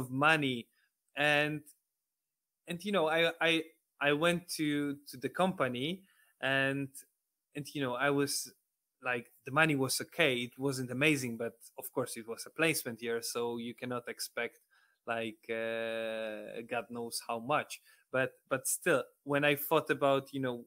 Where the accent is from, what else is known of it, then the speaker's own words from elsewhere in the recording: Poland; English is a second language; moved away as an adult; now in United Kingdom; I'm from Poland, and actually not from a big city like Warsaw or Gdańsk, Poznań, or Krakow. I'm from rather, you know, small city like 100,000 inhabitants.